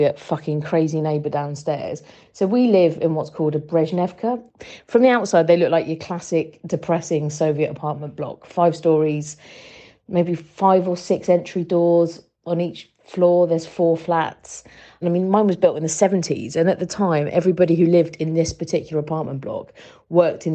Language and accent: English; United Kingdom; now in Russia; about to move back to the UK after, well, 10 years here, 20 years outside the UK